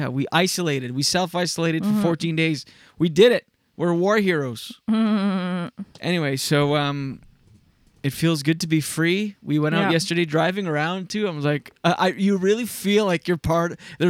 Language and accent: English; Quebec, Canada; Seeing everybody, I felt like people look at us differently because we come from Quebec.